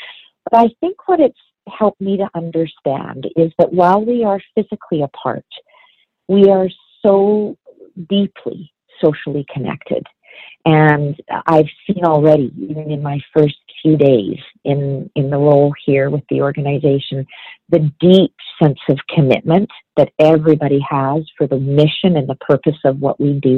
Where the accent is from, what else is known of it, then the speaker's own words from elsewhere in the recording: Vancouver, British Columbia, Canada; also born or lived in Ontario; I grew up in Vancouver. And then I spent a number of years in Ontario, actually, when I was in university and as a young adult, and then came back to BC